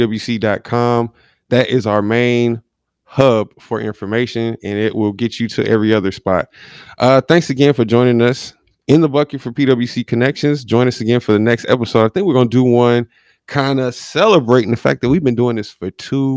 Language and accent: English; North Carolina, United States; also born or lived in Philadelphia; Yeah, I was born in Philadelphia, raised here in North Carolina, but, you know, I started liking football before the Panthers got here.